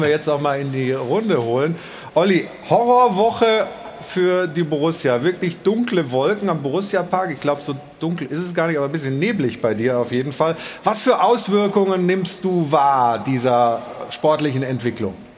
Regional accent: Stuttgart, Baden-Württemberg, Germany; gebürtiger Stuttgarter

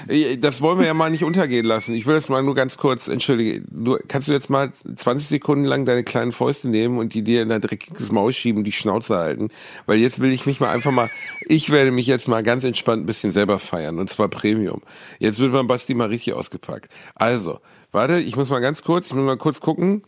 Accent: Gelsenkirchen, North Rhine-Westphalia, Germany; in meiner Heimat in Gelsenkirchen

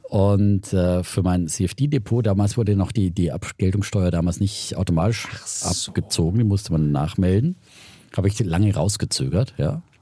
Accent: Franconia, Bavaria, Germany; accent: Franconian

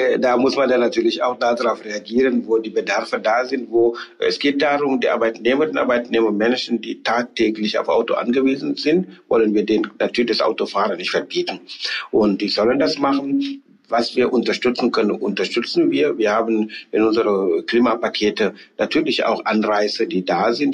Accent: Senegal; German is a second language; moved away as an adult; also born or lived in Halle, Germany; now in Germany; ich bin ja in Senegal geboren, aufgewachsen, Abitur gemacht, studiert zum Teil und sozialisiert

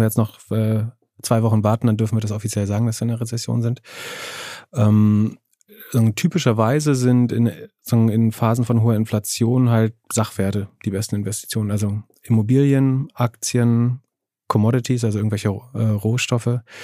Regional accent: Greifswald, Mecklenburg-Vorpommern, Germany; in meiner Heimatstadt in Greifswald

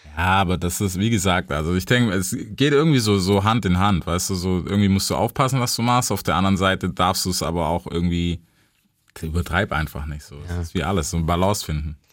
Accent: United States; für mich als Amerikaner

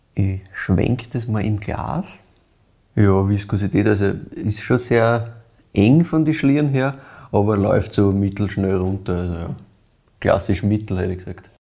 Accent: brewery town in the Weinviertel, Lower Austria, Austria; Ich bin ja selber in Lahn in einer Brauereistadt aufgewachsen quasi das ist halt wirklich so, ne? wir sind im Weinviertel

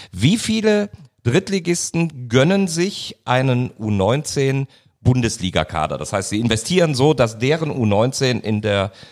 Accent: Cologne, North Rhine-Westphalia, Germany; Ich werde ihm sagen, ich bin Kölner.

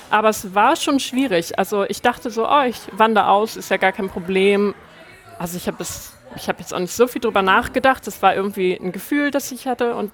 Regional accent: Hamburg, Germany; teuer, aber ich komme halt aus Hamburg.

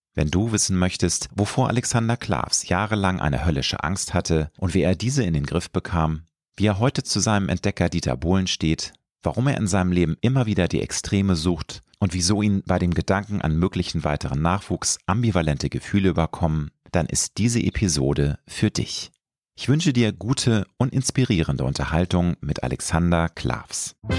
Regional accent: Hamburg, Germany; Peripherie von Hamburg, meiner Heimatstadt

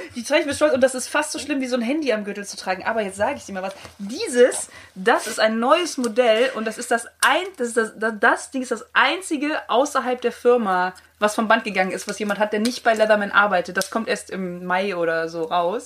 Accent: countryside near Cologne, North Rhine-Westphalia, Germany; ich komme so ein bisschen vom Lande in der Nähe von Köln

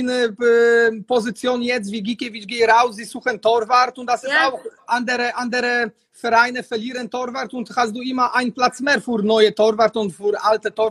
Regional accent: Poland; German is a second language; ja, ich komme aus Polen, ich habe keine, keine Angst

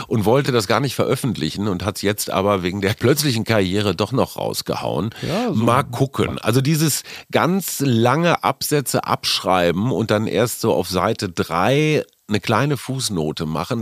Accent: Münster, North Rhine-Westphalia, Germany; Münster, wie du weißt, ist meine Heimatstadt.

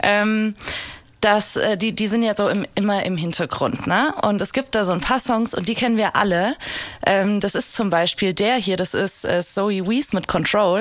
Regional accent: Hesse, Germany; ich bin ja Hessin

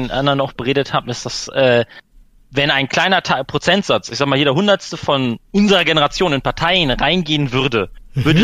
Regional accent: Hanover, Lower Saxony, Germany; Ich, also ich komme aus Hannover.

